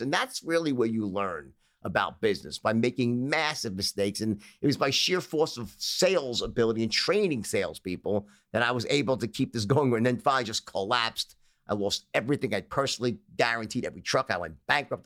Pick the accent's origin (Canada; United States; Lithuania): United States; New York City, New York; Grew up in Bayside, Queens.